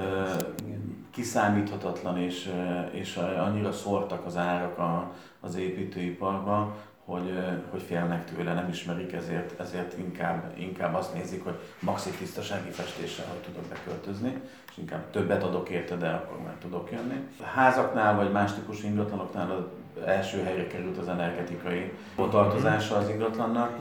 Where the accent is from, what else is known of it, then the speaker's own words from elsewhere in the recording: Canada; now in Miskolc, Hungary; Én kint születtem Kanadában